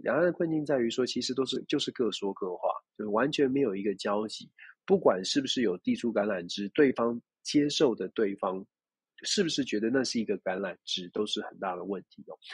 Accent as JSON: {"language": "Chinese", "country": "Taiwan", "said": "我们关起门来，自己在台湾自己问自己了"}